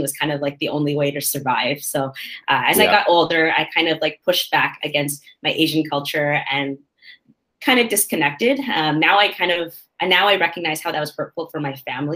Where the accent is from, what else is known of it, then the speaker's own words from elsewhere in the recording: Markham, Ontario, Canada; I grew up in Unionville, which is a small area within Markham